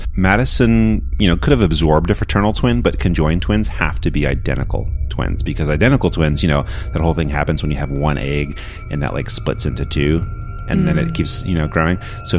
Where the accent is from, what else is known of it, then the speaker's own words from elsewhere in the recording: Australia; And keeping on with the Australian theme here, as an Australian